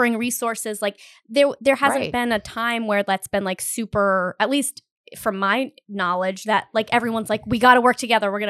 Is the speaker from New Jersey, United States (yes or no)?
no; Rhode Island, United States; And I'm from Rhode Island, but I live in Providence now.